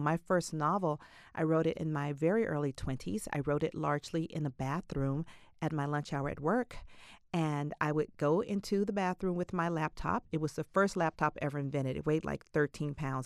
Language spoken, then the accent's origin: English; Atlanta, Georgia, United States; I was brought up in Atlanta.